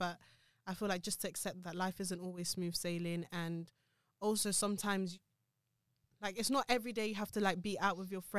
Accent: London, United Kingdom; we're like born and raised in London

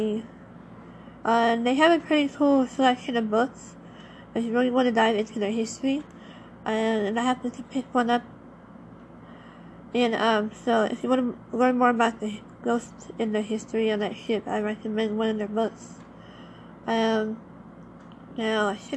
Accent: Los Angeles, California, United States; I happened to not only live by it, but I was also born near it in Long Beach and in Harbor City, California, is actually where I was born.

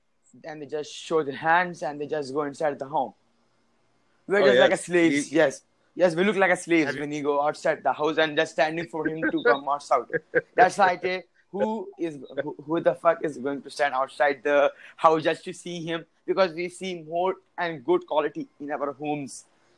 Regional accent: India; English is a second language; now in Saudi Arabia; Actually, I'm an Indian, but I am, you know, living in Saudi Arabia, means the Middle East, because I'm in an NRI. I live in outside the India.

